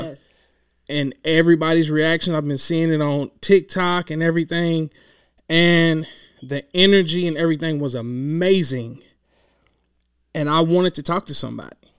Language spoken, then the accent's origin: English; Clinton, Kentucky, United States; now in Louisville, United States; I'm from a small town. It's the town is called Clinton, but it's in Hickman County.